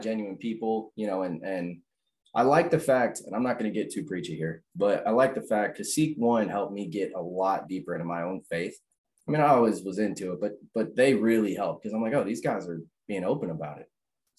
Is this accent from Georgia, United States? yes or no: yes; Lawrenceville, Georgia, United States; I grew up in Lawrenceville. So that's 30 minutes from Alpharetta, you know, that whole North Fulton area.